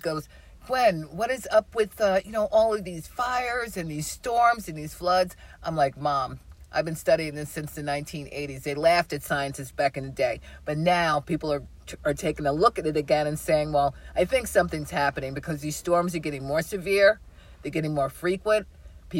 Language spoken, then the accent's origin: English; New York City, New York, United States; moved away as an adult; also born or lived in New Brunswick, New Jersey; now in Georgia, United States; I'm born and raised New Yorker, born and raised in the Bronx. That's where I grew up